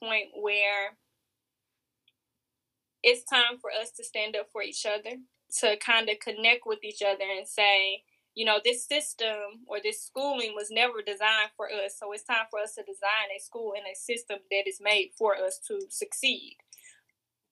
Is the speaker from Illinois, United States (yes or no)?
yes; Chicago, Illinois, United States; moved away as an adult; now in Mississippi, United States; I grew up in Chicago where there are a lot of gangs